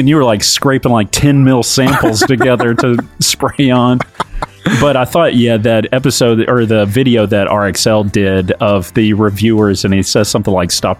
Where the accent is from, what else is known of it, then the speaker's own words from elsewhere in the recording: Texas, United States; we are from Texas.